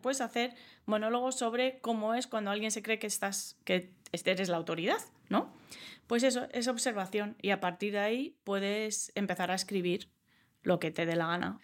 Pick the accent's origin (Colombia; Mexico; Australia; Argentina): Australia; first language English; Spanish is a second language; also born or lived in United States; now in Spain; yo como me crié en Australia y he vivido en Estados Unidos, hablo inglés antes que español. Yo aprendí español a los 10 años